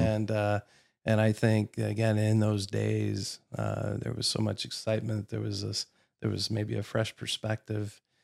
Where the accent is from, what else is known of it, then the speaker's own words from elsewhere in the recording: Columbus, Ohio, United States; moved away as an adult; also born or lived in Warsaw, Indiana; now in Nashville, United States; I grew up in Columbus, Ohio